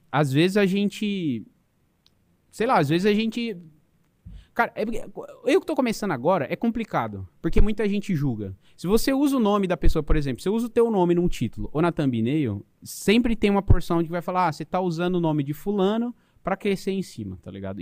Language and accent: Portuguese; São Paulo, Brazil; moved away as an adult; also born or lived in Portugal; Eu sou, eu sou de São Paulo